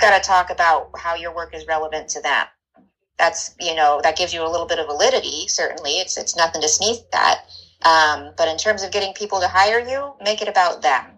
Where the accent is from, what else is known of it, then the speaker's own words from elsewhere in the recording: Northern California, United States; also born or lived in Santa Barbara / Mexico; now in Los Angeles, United States; I'm from Northern California